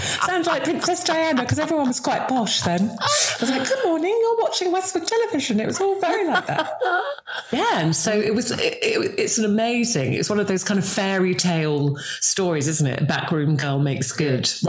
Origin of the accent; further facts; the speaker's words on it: Singapore; born there; I've got that real weird mishmash because we were an army family. So I was born in Singapore. I travelled around with my parents.